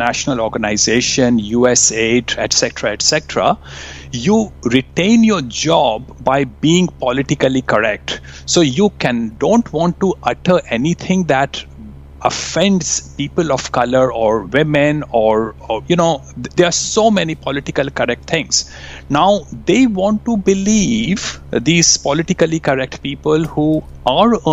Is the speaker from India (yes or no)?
yes; India; moved away; I grew up in India.